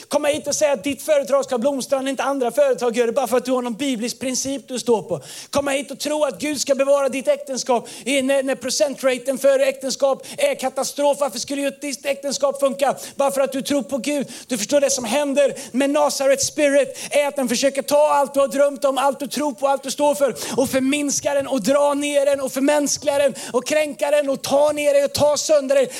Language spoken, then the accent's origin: Swedish; Tidaholm, Västra Götaland, Sweden; moved away; jag är uppvuxen i Tidaholm, vi kallar det labbås